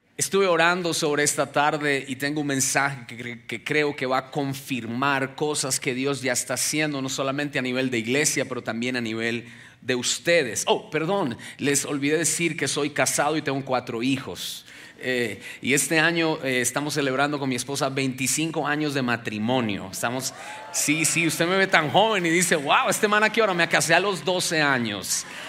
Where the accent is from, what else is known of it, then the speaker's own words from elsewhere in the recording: Ubaté, Cundinamarca, Colombia; moved away as an adult; now in United States; nací en Ubaté, que Ubaté es la tierra de los quesos, queda aquí a dos horas de aquí